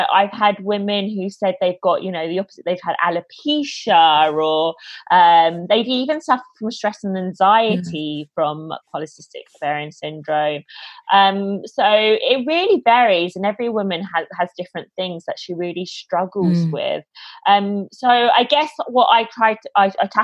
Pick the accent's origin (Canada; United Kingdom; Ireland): United Kingdom; London; moved away as an adult; now in Australia; I'm originally from London in the UK, but I was traveling around South America, and I decided at the end of it that I was going to move to Australia.